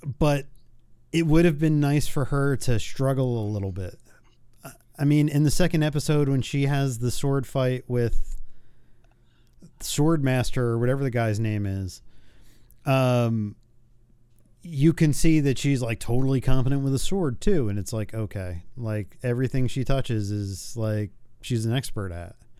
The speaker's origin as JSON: {"language": "English", "region": "New York", "country": "United States", "tie": "born or raised there", "said": "growing up in New York where, or around New York"}